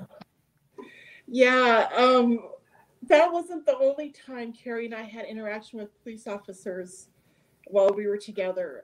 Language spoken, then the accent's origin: English; near the Canadian border, United States; I grew up near the Canadian border